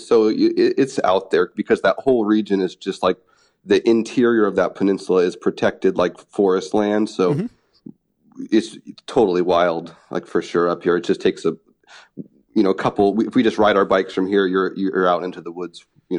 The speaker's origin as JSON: {"language": "English", "region": "Washington", "country": "United States", "tie": "born or raised there", "said": "Yeah, I grew up like near Portland. I grew up in like a small logging town that's just over the border into Washington."}